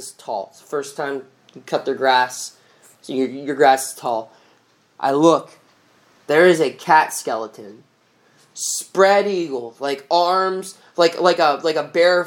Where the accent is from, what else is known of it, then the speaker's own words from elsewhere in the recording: Eldersville, Pennsylvania, United States; I grew up in a tiny, tiny little town called Eldersville, Pennsylvania